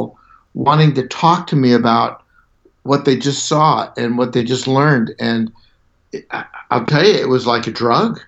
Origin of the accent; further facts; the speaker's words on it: Southern California, United States; I grew up in Southern California.